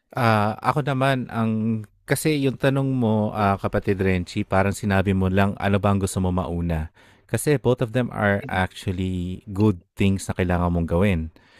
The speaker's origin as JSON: {"language": "Tagalog", "country": "Philippines", "tie": "born or raised there", "moved": "as an adult", "said": "ngayon na nalipat ka na sa ibang bansa, you started to realize na ano, ang dami palang kultura mo bilang isang Pilipino"}